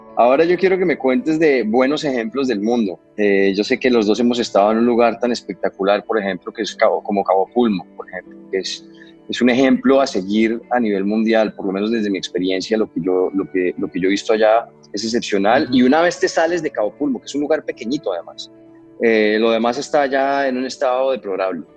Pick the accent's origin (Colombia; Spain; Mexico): Colombia; Cartagena, Bolívar; Lugares donde yo crecí, eh, por ejemplo, en Colombia, en las Islas del Rosario, en Cartagena